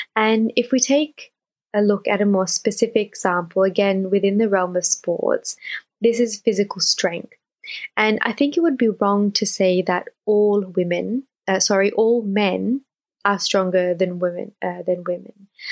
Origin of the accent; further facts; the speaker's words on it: Australia; born and raised in Australia